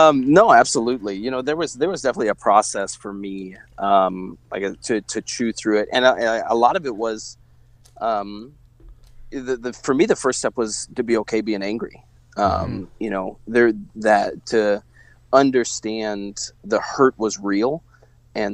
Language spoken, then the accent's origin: English; Truman Lake, Missouri, United States; I grew up around Truman Lake in Missouri